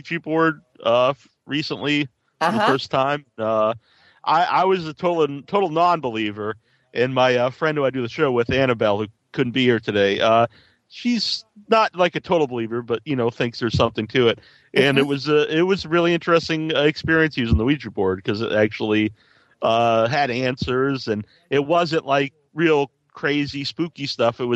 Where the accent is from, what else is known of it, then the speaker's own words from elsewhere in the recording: United States; I'm from America